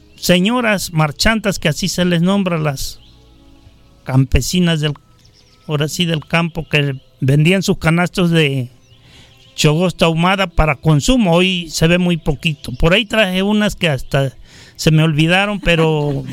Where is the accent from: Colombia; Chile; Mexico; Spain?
Mexico; Jáltipan, Veracruz; Soy originario de Jaltipan, Veracruz